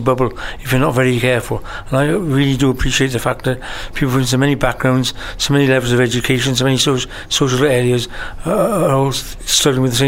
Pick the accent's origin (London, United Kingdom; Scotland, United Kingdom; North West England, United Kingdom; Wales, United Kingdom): Wales, United Kingdom; I'm from Wales and a very proud Welshman.